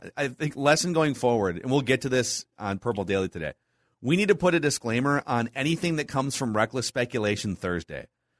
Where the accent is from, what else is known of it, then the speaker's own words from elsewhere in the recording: Utah, United States; moved away as an adult; now in Denver, United States; I live in Denver. Been here almost 20 years, but born and raised in Utah.